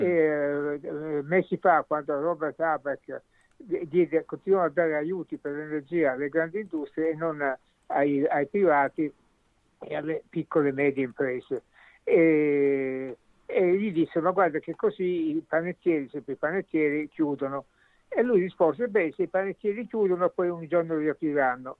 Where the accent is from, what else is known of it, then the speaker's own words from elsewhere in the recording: Sicily, Italy; now in Germany; Io, come tu sai, sono siciliano